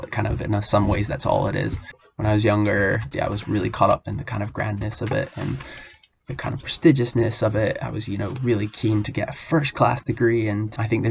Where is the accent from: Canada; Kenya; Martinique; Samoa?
Kenya; moved away as an adult; now in London, United Kingdom; Born in Kenya, all of my education up till uni I spent there